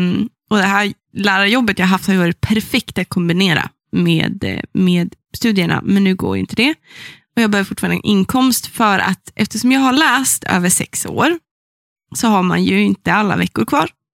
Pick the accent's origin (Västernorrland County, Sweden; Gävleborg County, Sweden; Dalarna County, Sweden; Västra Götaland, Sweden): Västernorrland County, Sweden; Sollefteå; det är min hemstad